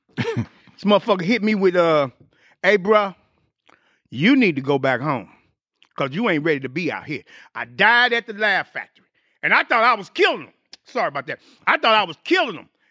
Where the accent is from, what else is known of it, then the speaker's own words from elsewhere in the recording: St. Louis, Missouri, United States; moved away as an adult; I got back on the grind in my hometown, Saint Louis